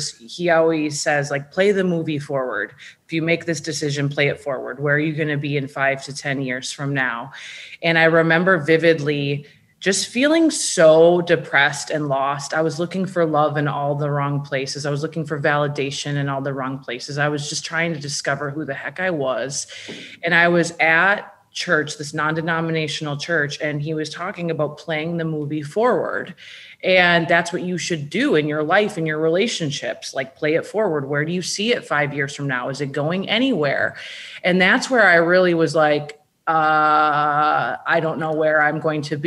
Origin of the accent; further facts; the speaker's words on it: Minnesota, United States; growing up in Minnesota